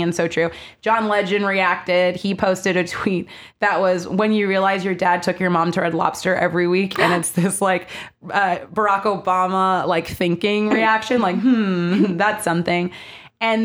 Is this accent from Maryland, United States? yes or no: yes; Maryland, United States; I grew up in Maryland.